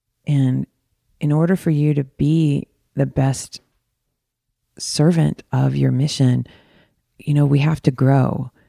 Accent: Michigan, United States; also born or lived in Arizona, United States; I'm from Michigan, right outside of Detroit in the burbs, and also in Arizona, in right outside of Phoenix and Tempe. I went back and forth because my folks were split up.

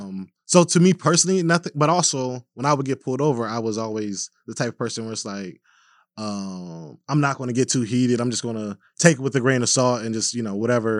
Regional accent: Minneapolis, Minnesota, United States; as a black man growing up in Minneapolis

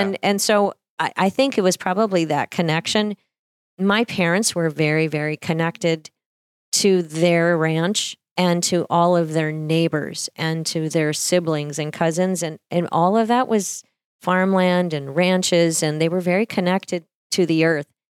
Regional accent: Harvey, North Dakota, United States; moved away; I grew up sixteen miles from Harvey out in a cattle ranch.

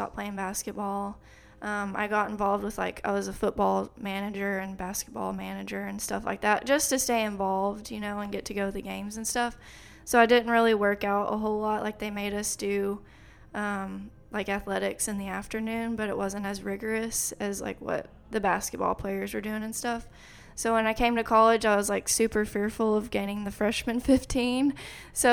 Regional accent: Clarendon, Texas, United States; moved away as an adult; also born or lived in Lubbock, Texas; now in College Station, United States; I grew up with my dad in Clarendon

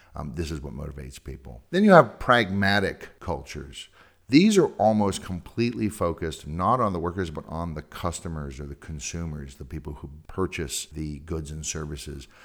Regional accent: California, United States; moved away; I'm from California

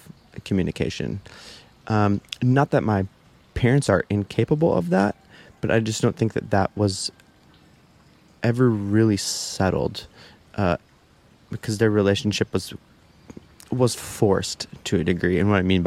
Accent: Midwest, United States; moved away; growing up in the Midwest

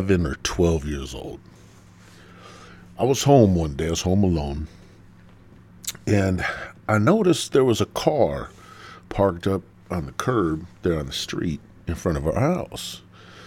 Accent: Midwest, United States; I'm from the Midwest

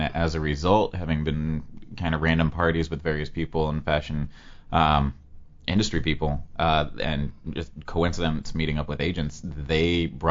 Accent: Colorado, United States; moved away as an adult; also born or lived in Key West, Florida; I was born and raised in Colorado, and then I spent 8 years down in Key West

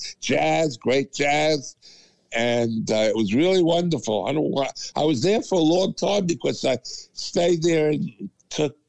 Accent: New York City, New York, United States; moved away as an adult; also born or lived in Brooklyn, New York; now in Columbia, Maryland, United States; I lived there, grew up there, went to NYU

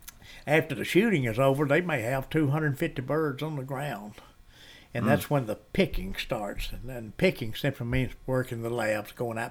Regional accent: West Point, Mississippi, United States; also born or lived in Tupelo, Mississippi; the old mayor of West Point, Kenny Deal, and I grew up together in West Point.

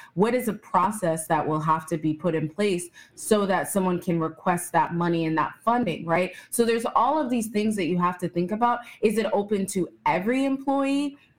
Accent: Texas, United States; born there; I was born in Texas, but I could never live there.

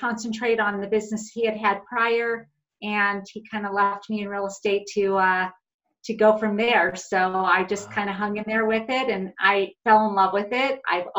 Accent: Los Angeles, California, United States; moved away as an adult; now in Colorado Springs, United States; I was actually born and raised in California.

